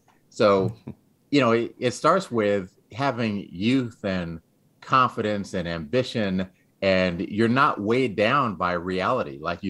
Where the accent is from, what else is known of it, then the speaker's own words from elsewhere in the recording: San Antonio, Texas, United States; also born or lived in Dayton, Ohio, United States / England / Greece / Florida, United States; I was born in Dayton, Ohio. We lived in England for 5 years. We lived in Greece for 3 years, lived in Florida for a year, then moved to Texas. And I spent most of my adolescence in Texas, in San Antonio